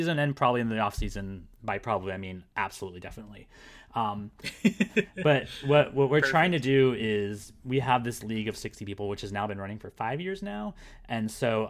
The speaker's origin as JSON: {"language": "English", "region": "Florida", "country": "United States", "tie": "born or raised there", "moved": "as an adult", "said": "I was born in Florida."}